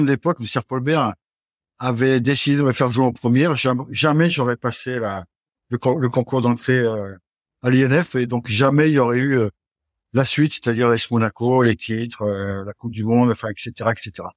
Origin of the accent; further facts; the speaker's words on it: Brittany, France; also born or lived in the south of France; mon papa, pour, pour, le travail, avait quitté le sud et, et donc j'ai grandi en Bretagne